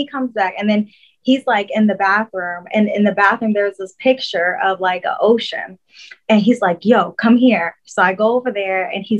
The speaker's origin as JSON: {"language": "English", "town": "Fort Stewart", "region": "Georgia", "country": "United States", "said": "I am not from Decatur. I am from Fort Stewart, Georgia."}